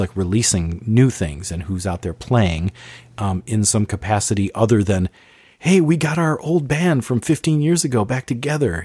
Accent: Bloomington, Minnesota, United States; we grew up in Bloomington, West Bloomington, Minnesota

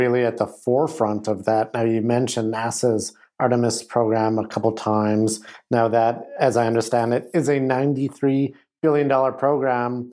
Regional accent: Canadian Prairies, Canada; growing up in the Canadian prairies

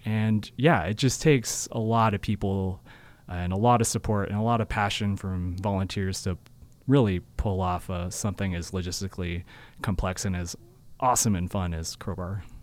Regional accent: Seattle, Washington, United States; moved away as an adult; also born or lived in Utah; now in Cache Valley, United States; I'm originally from Seattle and, um, I grew, was fortunate enough to grow up skiing

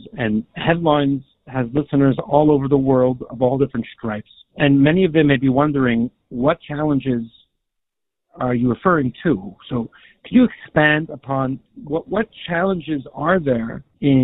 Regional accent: Toronto, Ontario, Canada; a friend of mine who I grew up with in Toronto

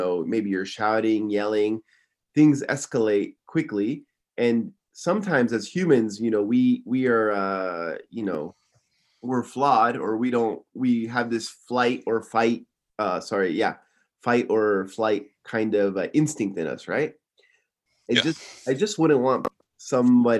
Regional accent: Simi Valley, California, United States; moved away as an adult; now in Tokyo, Japan; Originally, I'm from Simi Valley, California

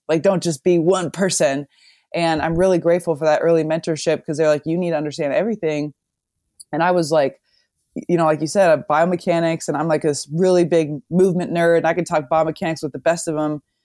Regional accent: Omaha, Nebraska, United States; moved away as an adult; also born or lived in Amsterdam, Netherlands; I'm from Omaha

